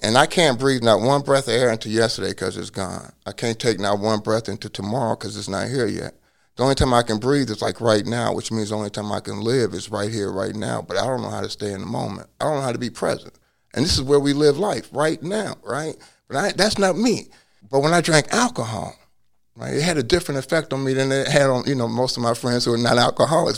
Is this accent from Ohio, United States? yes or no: yes; Cincinnati, Ohio, United States; now in Hawaii, United States; I was born in Cincinnati